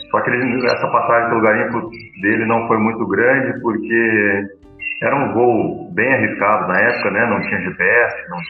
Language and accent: Portuguese; Assis, São Paulo, Brazil; nós somos de Assis